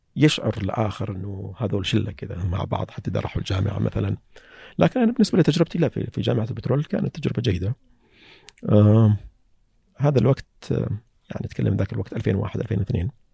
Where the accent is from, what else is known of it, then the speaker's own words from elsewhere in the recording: Saihat, Eastern Province, Saudi Arabia; أنا من القطيف